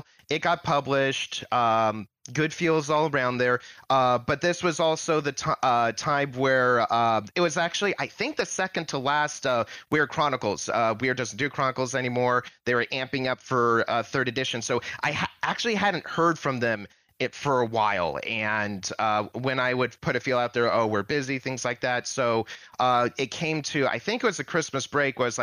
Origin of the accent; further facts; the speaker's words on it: California, United States; me being Californian, my high school's mascot is Miner